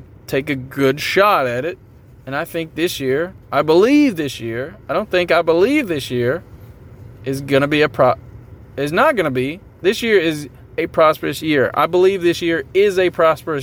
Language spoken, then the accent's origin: English; Tennessee, United States; I'm from Tennessee